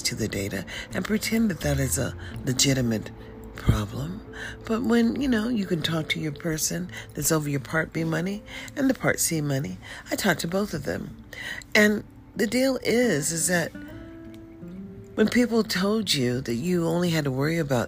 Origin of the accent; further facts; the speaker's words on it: United States; I'm African American